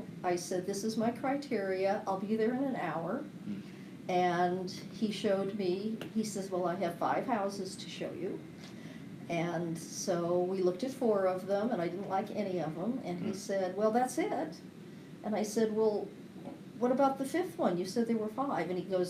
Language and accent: English; California, United States; moved away as an adult; honey, I'm from California.